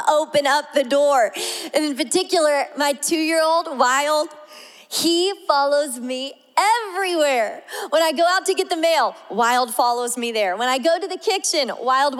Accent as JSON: {"language": "English", "region": "the South", "country": "United States", "said": "I'm from the South"}